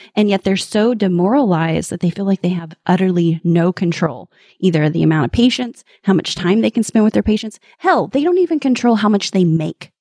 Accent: Midwest, United States; I'm from the Midwest

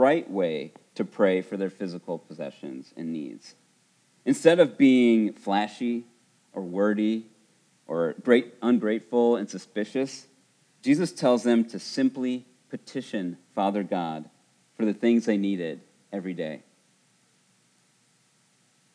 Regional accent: Buena Park, California, United States; I remember growing up in Buena Park 30 years ago

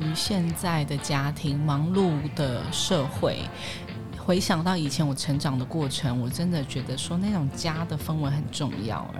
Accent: Daxi, Taoyuan, Taiwan; 桃园的乔爱新村，

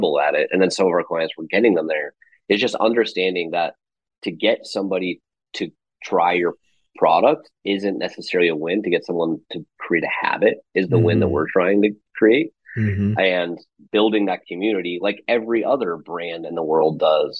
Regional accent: Las Vegas, Nevada, United States; I grew up in Las Vegas.

